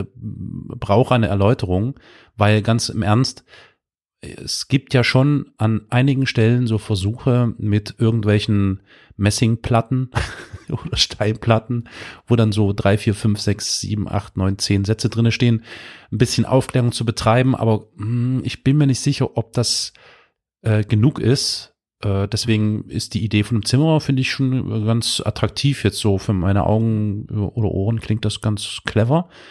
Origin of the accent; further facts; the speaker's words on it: Germany; also born or lived in Dresden, Saxony; wir äh, Deutschen